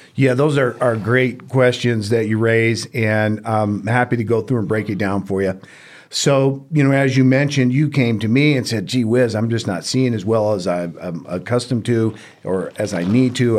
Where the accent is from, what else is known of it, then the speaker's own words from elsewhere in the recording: Houston, Texas, United States; moved away as an adult; also born or lived in Georgia; now in Reno, United States; I grew up in Houston, Texas